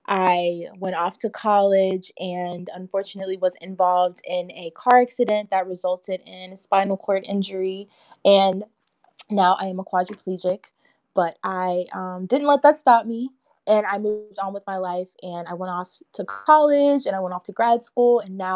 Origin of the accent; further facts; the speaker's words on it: Houston, Texas, United States; I was born and raised in Houston, Texas. I'm a Texas girl.